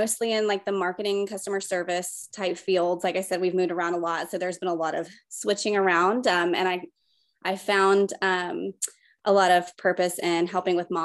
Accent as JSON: {"language": "English", "town": "Newnan", "region": "Georgia", "country": "United States", "tie": "born or raised there", "also_born_or_lived": "Florida / South Korea", "moved": "as an adult", "said": "I'm from the Atlanta area. Grew up in Noonan, Georgia"}